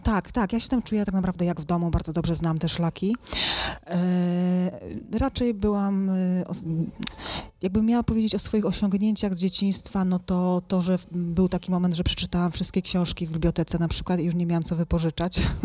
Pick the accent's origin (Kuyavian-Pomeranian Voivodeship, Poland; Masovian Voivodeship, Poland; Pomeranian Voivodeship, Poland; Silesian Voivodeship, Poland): Silesian Voivodeship, Poland; rodzina górnicza ze Śląska